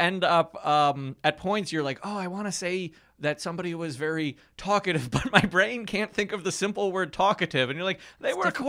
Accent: Ohio, United States; I'm from Ohio.

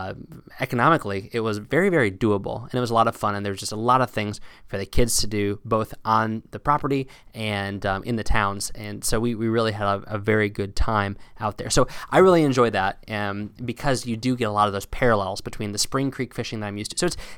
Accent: Pennsylvania, United States; Now, again, I grew up fishing in South Central Pennsylvania, which is hilly, limestone-influenced creeks.

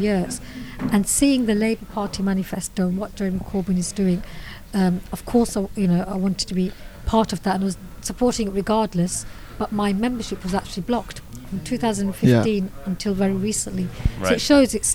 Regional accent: Birmingham, West Midlands, United Kingdom; I'm a Brummie myself

